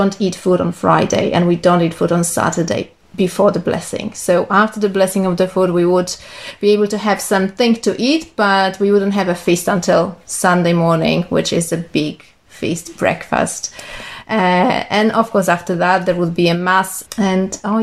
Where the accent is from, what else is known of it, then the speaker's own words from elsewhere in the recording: Poland; moved away as an adult; also born or lived in Ireland; now in Nelson, New Zealand; I'm originally from Poland.